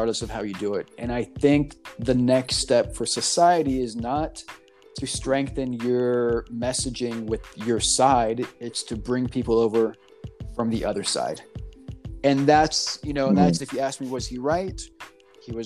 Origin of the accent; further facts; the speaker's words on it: Texas, United States; moved away as an adult; also born or lived in New York; now in California, United States; growing up in Texas